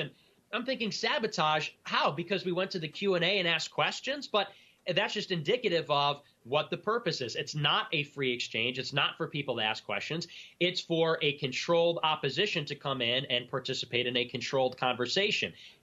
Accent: Chicago, Illinois, United States; also born or lived in Boston; my hometown in Chicago

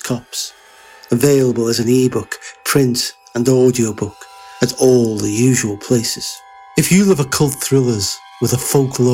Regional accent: Flintshire, North Wales, United Kingdom; is a small village near my hometown in the parish of Flintshire, North Wales

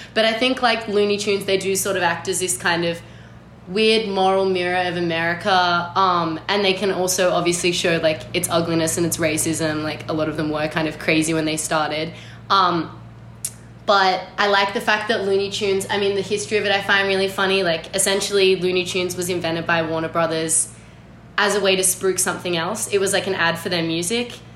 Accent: Australia; as an Australian person

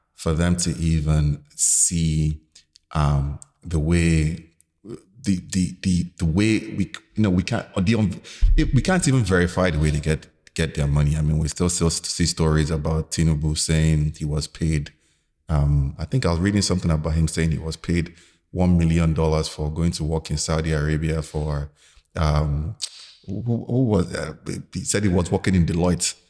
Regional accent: Lagos, Nigeria; growing up in Lagos in the nineties

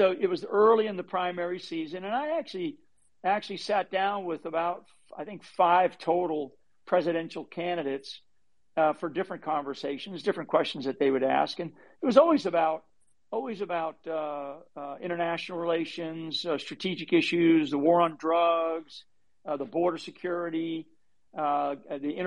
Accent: Rhode Island, United States; I'm from up in the state of Rhode Island

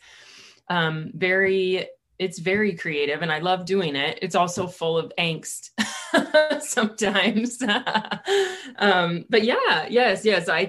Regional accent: California, United States; now in Boise, United States; I'm from California, but I consider myself an Idahoan now

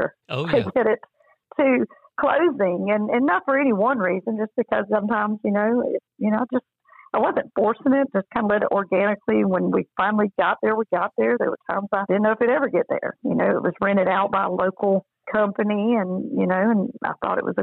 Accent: Albany, Georgia, United States; also born or lived in Leesburg, Georgia; I grew up in Albany and Leesburg and went to school there

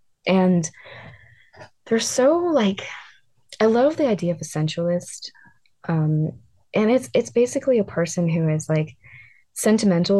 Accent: East Coast, United States; I grew up on the East Coast

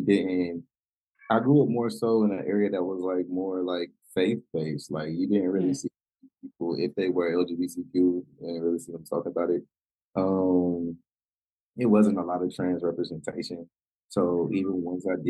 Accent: Winston-Salem, North Carolina, United States; I'm from Winston-Salem, North Carolina. So I'm from, I would say, a smaller town. I wouldn't say too small. I've seen smaller cities, but a smallish town. And I grew up in a space that everyone knew my family.

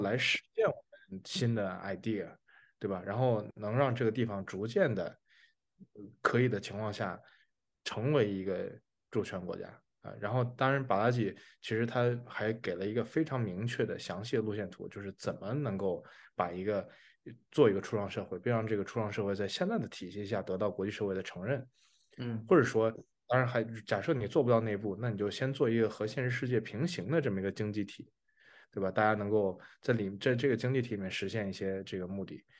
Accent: China; 因为我们是中国人

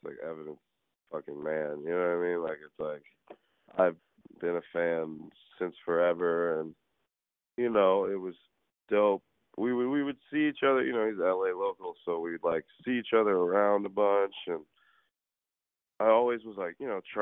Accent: New York City, New York, United States; I'm from New York City. Like, that's where I'm from

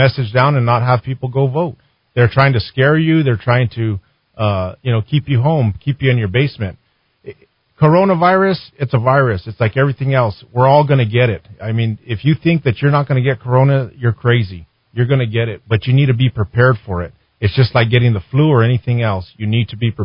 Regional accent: Belen, New Mexico, United States; I was born in Belen. I grew up there in Belen. I graduated high school there in Belen

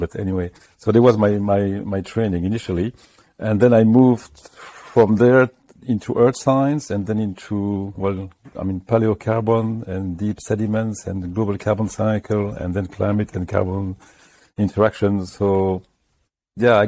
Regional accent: France; moved away as an adult; now in United Kingdom; I'm coming from France

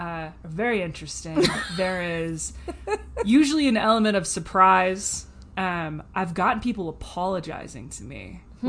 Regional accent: the South, United States; These huge aspects of Southern culture that I have in my body were gifted to me throughout my upbringing

